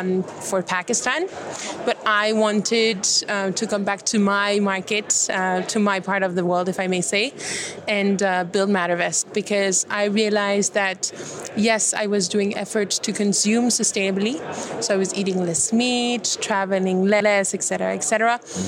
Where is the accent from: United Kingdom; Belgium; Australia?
Belgium; I'm from Belgium.